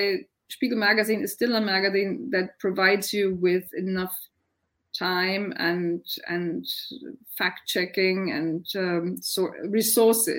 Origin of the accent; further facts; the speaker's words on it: Germany; I come from Germany